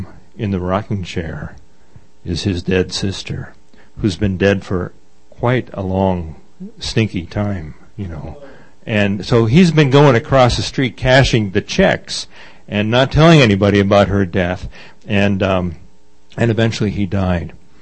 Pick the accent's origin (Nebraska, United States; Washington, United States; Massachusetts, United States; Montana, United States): Massachusetts, United States; Boston; I grew up in Massachusetts. Grew up in a place called Dorchester, Massachusetts, which is right next to South Boston